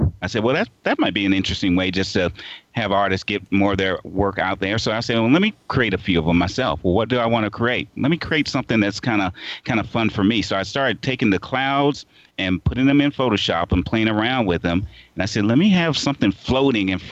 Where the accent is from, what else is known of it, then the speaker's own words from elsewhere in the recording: Portsmouth, Virginia, United States; Portsmouth, Virginia is a real place. It's actually my hometown. It was where I was born and raised.